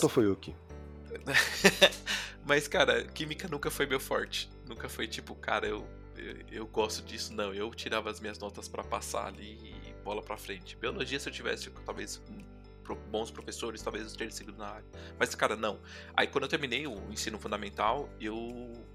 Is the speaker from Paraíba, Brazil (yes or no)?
no; São Paulo, Brazil; also born or lived in Itapecerica da Serra; Eu nasci na cidade de São Paulo, eu sou paulista